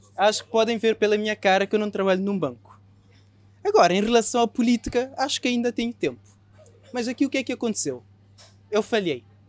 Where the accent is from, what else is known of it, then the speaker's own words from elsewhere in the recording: Cape Verde; moved away as an adult; now in Portugal; Aos 18 anos eu saí de Cabo Verde e vim para Portugal.